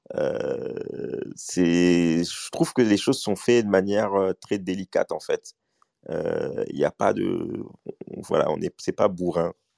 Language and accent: French; Mali; moi, je suis malien